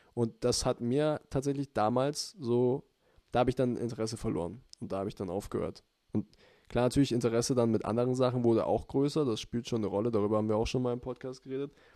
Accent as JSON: {"language": "German", "area": "Kaufbeuren or Füssen", "region": "Bavaria", "country": "Germany", "said": "wo wir herkommen, also Kaufbeuren und Füssen."}